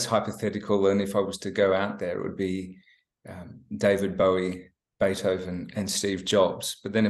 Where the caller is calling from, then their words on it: Melbourne, Victoria, Australia; also born or lived in Sydney; Phoning in from Melbourne on a beautiful autumn day.